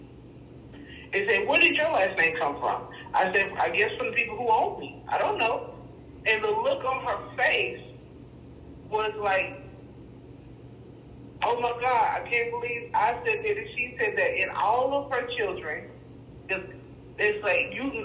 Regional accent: Texas, United States; moved away as an adult; now in Ontario, Canada; I was born and raised in Texas

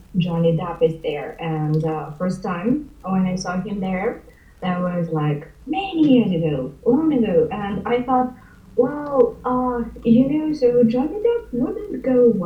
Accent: Ukraine; also born or lived in China; now in Canada; Originally, I can say that I come from Ukraine, but I've been living in Canada for a long while

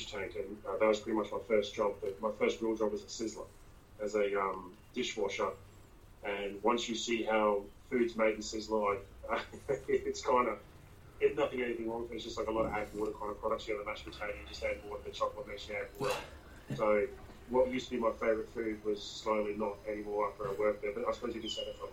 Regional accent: Brisbane, Queensland, Australia; also born or lived in St. Louis, Missouri, United States / Gold Coast, Australia; we lived and grew up in Zilmere before it became like unit blocks and all

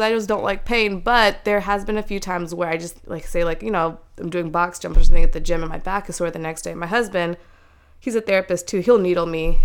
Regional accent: Silver Spring, Maryland, United States; moved away as an adult; now in Ohio, United States; they had us here, and we were born and raised in Maryland

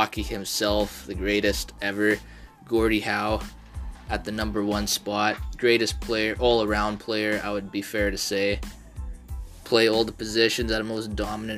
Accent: Canada; I'm a Canadian

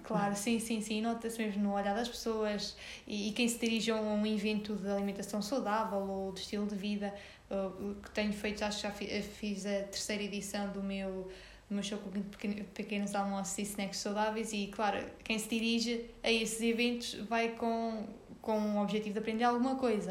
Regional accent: Sernancelhe, Viseu, Portugal; moved away as an adult; now in Viseu, Portugal; Eu sou de Sernancelha, de uma pequena aldeia de lá.

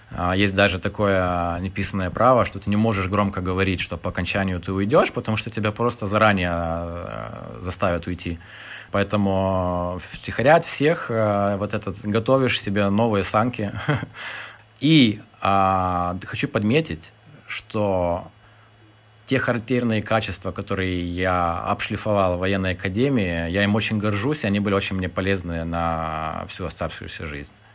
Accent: Lithuania; moved away as an adult; also born or lived in United Kingdom / Ukraine; мне 35 лет, я литовец – а, жил немножко в Британии, а, в Украине, а, в Литве.

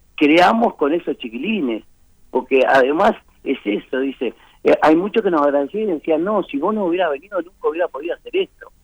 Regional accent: Uruguay; somos, somos uruguayos

